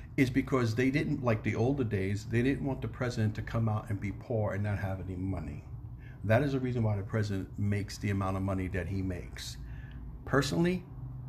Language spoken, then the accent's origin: English; New York City, New York, United States; I'm from New York City